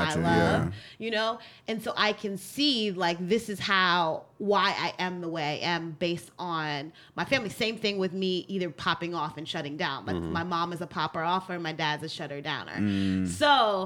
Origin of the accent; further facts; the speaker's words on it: New York City, New York, United States; I grew up in Brooklyn, in New York, in the hood.